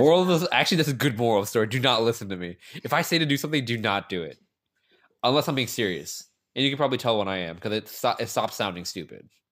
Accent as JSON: {"language": "English", "town": "Gaithersburg", "region": "Maryland", "country": "United States", "said": "I come from this small city called Gaithersburg, Maryland."}